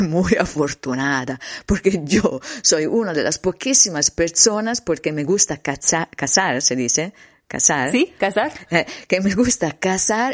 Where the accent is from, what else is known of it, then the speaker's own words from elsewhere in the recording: Livorno, Tuscany, Italy; Spanish is a second language; era un'autostrada di Livorno, dove stava giù, mi, mi ciudad natal